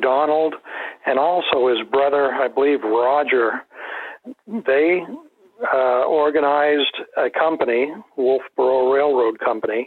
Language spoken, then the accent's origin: English; Rochester, New Hampshire, United States; I am originally from Rochester, New Hampshire. I attended Spalding High School.